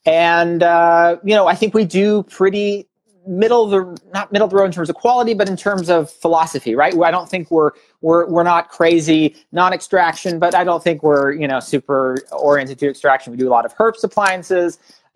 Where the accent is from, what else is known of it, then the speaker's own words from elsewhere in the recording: Canada; born there; moved away; also born or lived in Australia / Germany / North Carolina / Los Angeles; My background, you know, I was born in Canada. I've lived in Australia and Germany, North Carolina, Los Angeles, St. Louis.